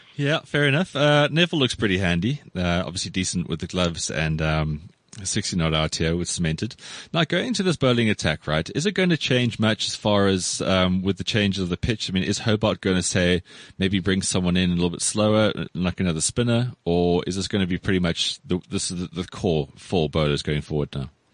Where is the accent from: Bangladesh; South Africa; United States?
South Africa; growing up in South Africa